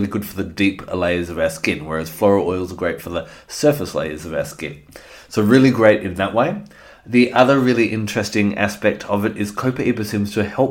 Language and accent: English; Australia; also born or lived in Western Australia; I'm an Australian